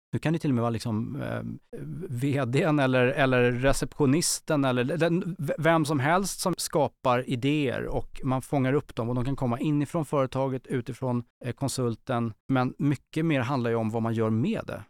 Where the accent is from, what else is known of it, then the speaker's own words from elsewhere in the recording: Stockholm, Stockholm County, Sweden; Jag växte upp eh, i Bromma på 80-talet